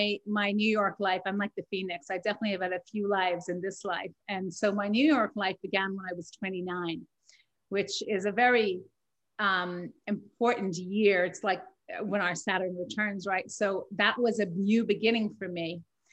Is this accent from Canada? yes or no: no; Ireland; I don't like the fact that my accent is not still audible. And I love it when people pick up on that I'm from Ireland.